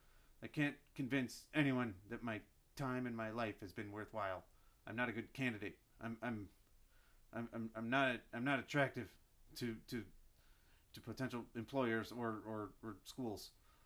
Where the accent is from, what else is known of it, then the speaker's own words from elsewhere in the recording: Chicago, Illinois, United States; Well, I'm from Chicago.